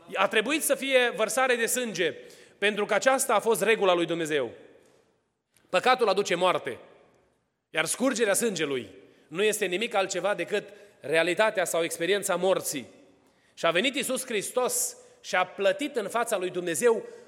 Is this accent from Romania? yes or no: yes; Romania; now in Atlanta, United States